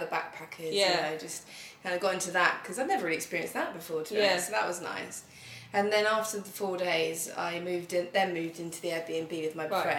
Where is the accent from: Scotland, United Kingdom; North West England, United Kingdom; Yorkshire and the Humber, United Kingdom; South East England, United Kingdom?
South East England, United Kingdom; Brighton; moved away as an adult; now in Berlin, Germany; I am from Brighton, which is a very sort of creative, colourful city.